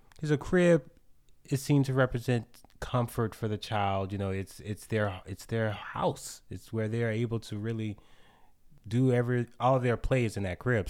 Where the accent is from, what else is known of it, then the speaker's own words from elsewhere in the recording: New Orleans, Louisiana, United States; my experience with water has always been, like, scary because of hurricanes growing up in New Orleans